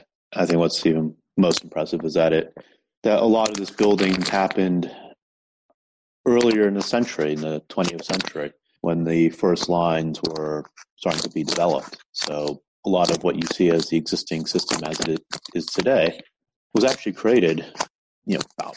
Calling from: New York City, New York, United States; I'm calling from New York City, where I work at Stack Overflow and run the Enterprise Sales Forum.

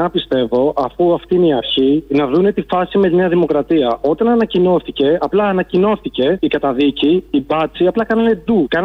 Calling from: Scotland, United Kingdom; τηλεφωνώ από τη Σκωτία.

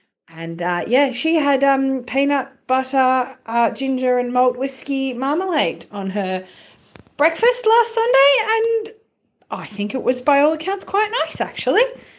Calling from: Melbourne, Victoria, Australia; I am calling from Nam/Melbourne.

